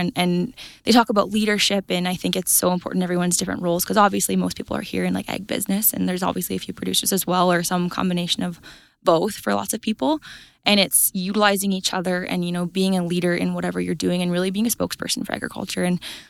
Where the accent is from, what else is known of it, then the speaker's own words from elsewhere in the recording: Red Deer, Alberta, Canada; So I grew up on a cow-calf and grain operation. I say Red Deer County, it's Innisfail area.